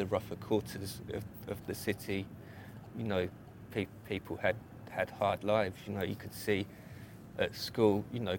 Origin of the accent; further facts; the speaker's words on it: London, United Kingdom; I grew up in a place called Stratford, which is in the far east of London